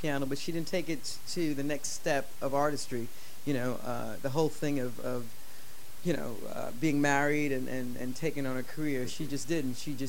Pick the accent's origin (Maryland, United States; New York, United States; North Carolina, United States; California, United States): New York, United States; New York City; also born or lived in Philadelphia; I grew up in the Bronx. I was born in Philadelphia.